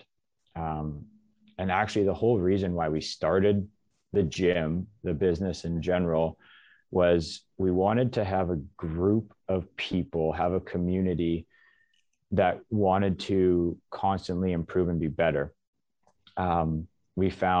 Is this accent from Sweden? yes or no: no; Alberta, Canada; moved away as an adult; now in Coquitlam, Canada; I'm born and raised in Alberta